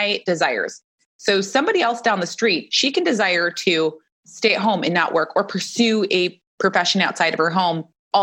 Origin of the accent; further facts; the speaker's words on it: Michigan, United States; now in Phoenix, United States; I grew up in Michigan